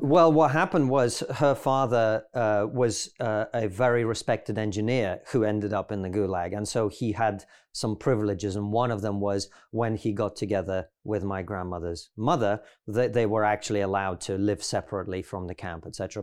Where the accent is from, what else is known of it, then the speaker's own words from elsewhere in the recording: Russia; now in United Kingdom; I grew up in the Soviet Union